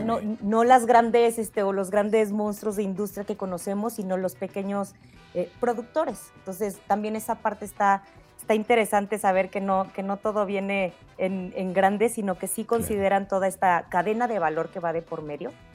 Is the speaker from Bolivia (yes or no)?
no; Mexico; como mexicanos